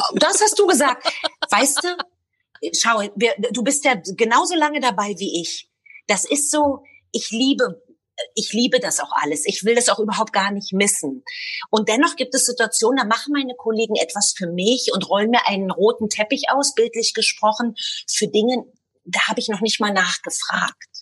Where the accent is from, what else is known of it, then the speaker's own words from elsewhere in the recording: Berlin, Germany; moved away as an adult; now in Tel Aviv, Israel; als kleines Mädchen in Ostberlin